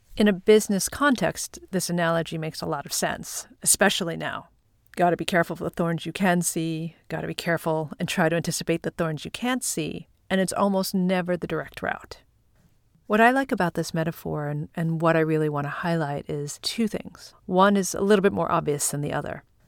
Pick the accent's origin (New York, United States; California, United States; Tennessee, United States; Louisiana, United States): New York, United States; Long Island; now in Manhattan, United States; Growing up on Long Island and now living in Manhattan